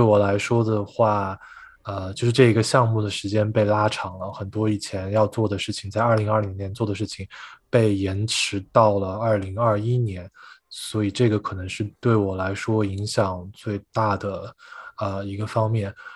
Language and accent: Chinese; Chengdu, Sichuan, China; 成都的话对我来说就是家的感觉吧，因为从小是在这个地方出生跟长大